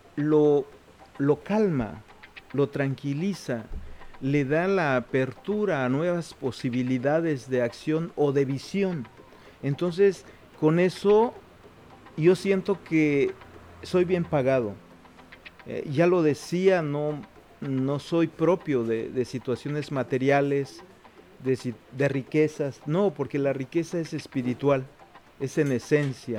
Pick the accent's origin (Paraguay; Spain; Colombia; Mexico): Mexico; Juchitán, Oaxaca; first language Zapotec; Spanish is a second language; el Istmo de Tehuantepec, que es de donde yo soy originario